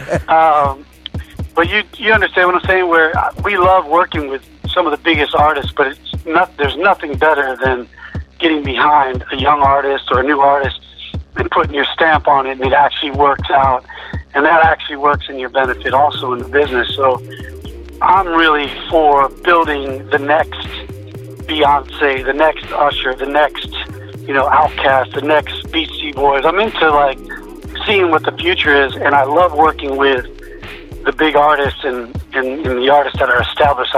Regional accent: Broward County, South Florida, United States; I'm actually from South Florida, Broward County

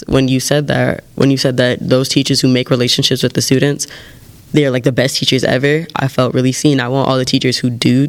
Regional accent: Evanston, Illinois, United States; We're all from Evanston. We all grew up here.

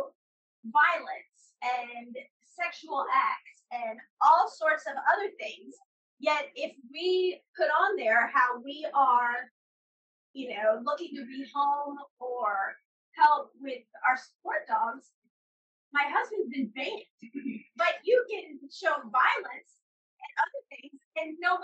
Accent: United States

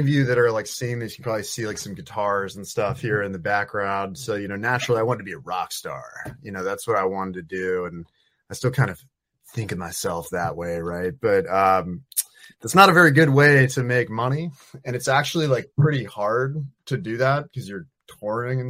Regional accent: Virginia, United States; moved away as an adult; also born or lived in Eugene, Oregon; I'm from Virginia

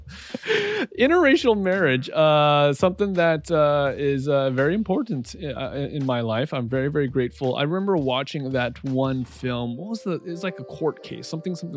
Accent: Southern California, United States; growing up in Southern California, it's a pretty diverse place

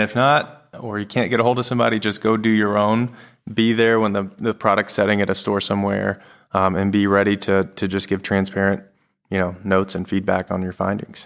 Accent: De Queen, Arkansas, United States; also born or lived in Magnolia, Arkansas; I am from Dequeen, Arkansas.

